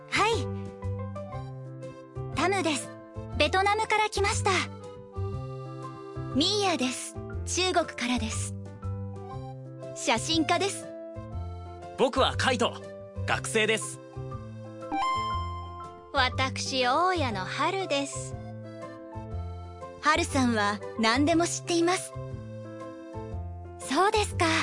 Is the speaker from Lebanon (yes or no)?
no; Jordan; أنا من الأردن لذا أقول يوردان كيماستا